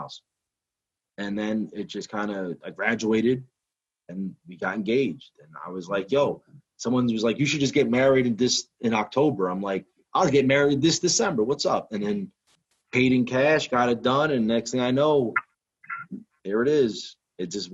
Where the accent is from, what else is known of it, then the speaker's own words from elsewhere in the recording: Hudson County, New Jersey, United States; I'm from Hudson County, so like New York was just the thing